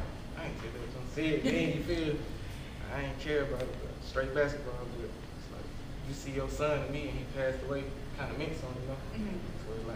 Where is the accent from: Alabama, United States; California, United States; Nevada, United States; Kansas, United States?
Alabama, United States; Tyler; Like I said, I came from Tyler, Alabama. Ain't nothing going down there, so it's kind of hard to get emotions going